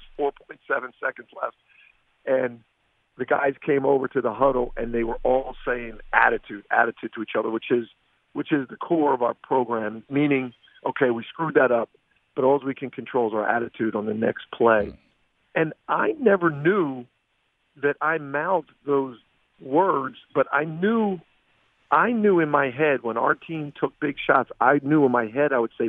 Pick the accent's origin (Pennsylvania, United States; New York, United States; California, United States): Pennsylvania, United States; Philadelphia; I grew up in Philly